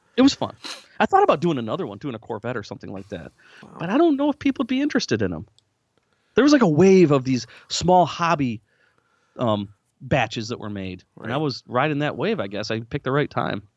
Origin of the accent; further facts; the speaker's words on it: Lansing, Michigan, United States; moved away as an adult; now in Nashville, United States; when I grew up in the Lansing, Michigan area